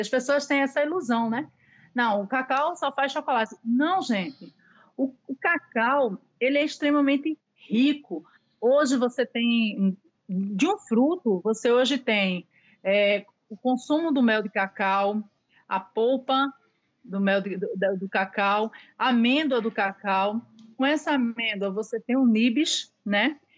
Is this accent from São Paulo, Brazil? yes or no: no; Recife, Pernambuco, Brazil; moved away as an adult; now in Ilhéus, Brazil; eu sou de Recife, lá eu tive um buffet